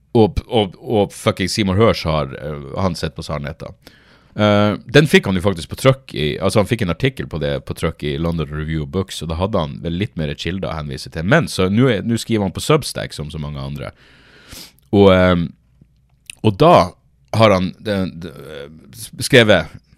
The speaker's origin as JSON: {"language": "Norwegian", "town": "Narvik", "region": "Nordland", "country": "Norway", "moved": "yes", "said": "husker jeg være hjemme i Narvik"}